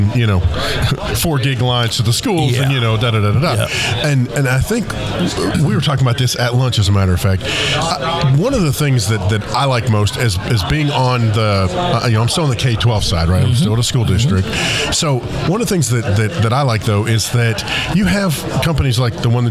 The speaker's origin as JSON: {"language": "English", "town": "Pittsburgh", "region": "Pennsylvania", "country": "United States", "moved": "yes", "lives_now": "Arkansas, United States", "said": "I'm originally from Pittsburgh, so I'm, you know, I'm a transplanted Yankee"}